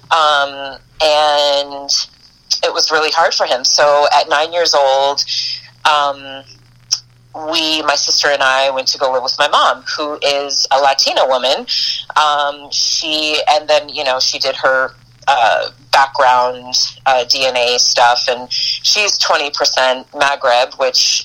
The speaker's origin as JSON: {"language": "English", "area": "Boston / New York, then Florida", "region": "East Coast", "country": "United States", "tie": "born or raised there", "also_born_or_lived": "Eugene, Oregon", "moved": "as an adult", "said": "i'm an east coast girl i was born in boston raised between boston and new york till i was mm-hmm. about uh, nine or ten and then um, moved to florida with my mom"}